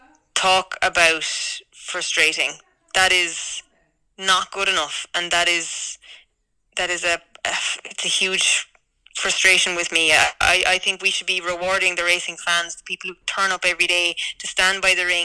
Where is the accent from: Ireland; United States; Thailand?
Ireland; as an Irish person